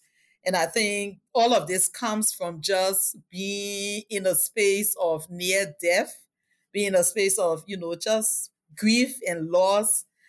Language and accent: English; Liberia; So my childhood was really colorful, interactive. I lived in a multicultural space, which was the largest informal settlement in Liberia.